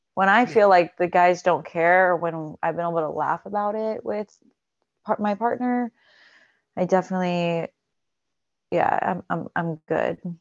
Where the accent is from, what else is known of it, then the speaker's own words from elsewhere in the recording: Alabama, United States; now in California, United States; I'm born in Alabama